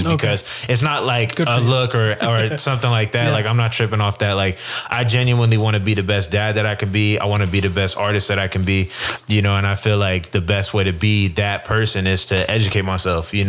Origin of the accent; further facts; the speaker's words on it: Utah, United States; I'm from Utah